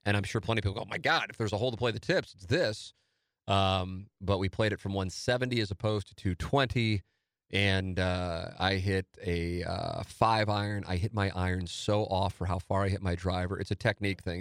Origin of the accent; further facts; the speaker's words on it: St. Louis, Missouri, United States; my hometown